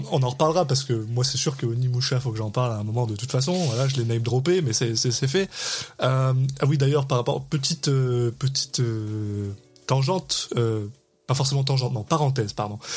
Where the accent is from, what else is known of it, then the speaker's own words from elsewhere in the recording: France; now in Quebec, Canada; je suis un Français expatrié au Québec